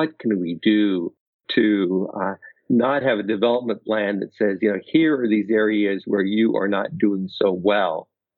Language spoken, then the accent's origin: English; Pacific Northwest, United States; now in Naperville, United States; Nothing edible, but I grew up in the Pacific Northwest.